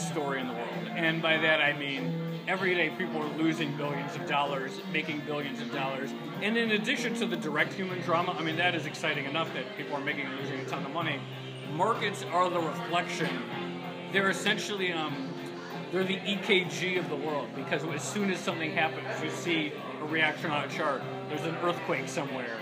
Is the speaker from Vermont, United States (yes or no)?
yes; Brattleboro, Vermont, United States; moved away; I grew up in Brattleboro